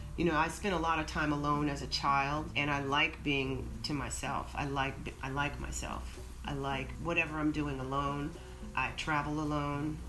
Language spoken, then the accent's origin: English; Oakland, California, United States; moved away; also born or lived in Atlanta; I grew up in Oakland when the Black Panthers were rolling around in the streets